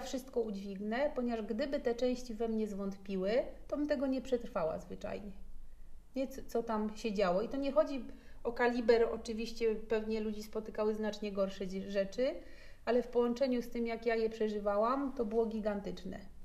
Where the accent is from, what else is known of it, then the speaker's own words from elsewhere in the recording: Podlaskie Voivodeship, Poland; po pierwsze się wychowywałam na Podlasiu i tam się zbudowała moja gigantyczna więź z naturą